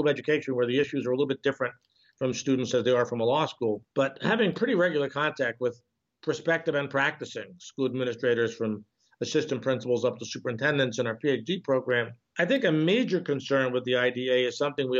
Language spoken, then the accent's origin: English; New York City, New York, United States; moved away as an adult; also born or lived in Queens / Nassau County, New York / Kentucky; now in Ohio, United States; I grew up in Brooklyn